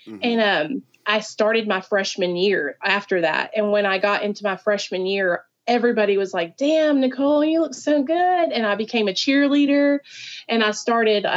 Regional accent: Arkansas, United States; also born or lived in New York; I grew up in Arkansas, super Southern

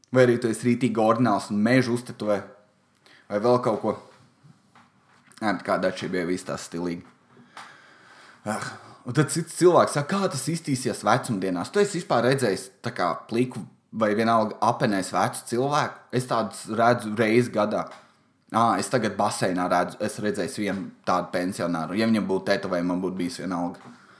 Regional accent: Valmiera, Valmiera Municipality, Latvia; Es esmu no Valmieras, man patīk tur Helovīna. Mums ir daudz privātu mājas

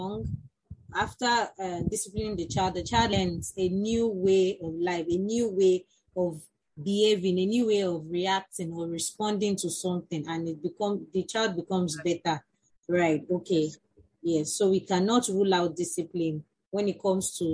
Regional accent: Nigeria; as teachers born and bred in Nigeria, we grew up in a setting

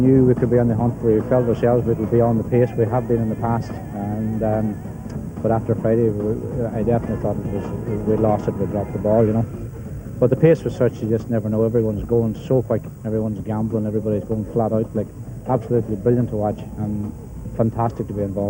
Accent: County Donegal, Ireland; Like, this is my hometown, home county.

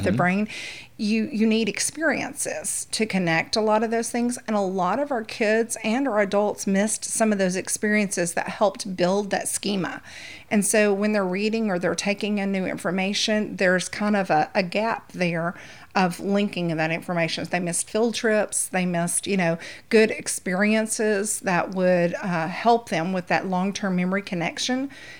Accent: East Texas, United States; moved away as an adult; now in Louisiana, United States; I'm actually from East Texas. Okay. And a Texas raised, born and raised girl. Married a Louisiana boy. That's how I ended up in Louisiana.

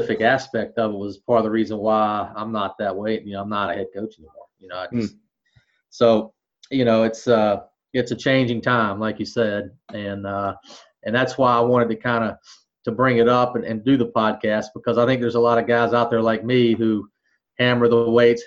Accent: near Clemson, South Carolina, United States; I grew up in South Carolina right next to Clemson

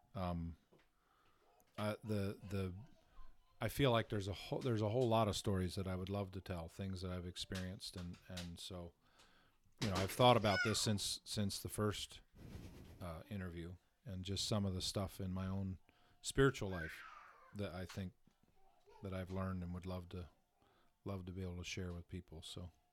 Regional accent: Southern Tier, Steuben County, New York, United States; the area that I grew up in was Southern Tier, uh, Steuben County

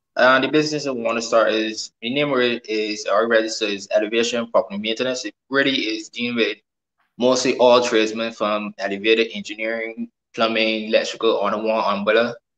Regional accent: Barbados; I'm from Barbados.

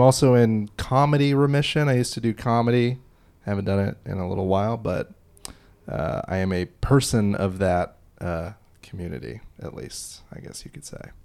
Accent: Illinois, United States; I'm from Illinois

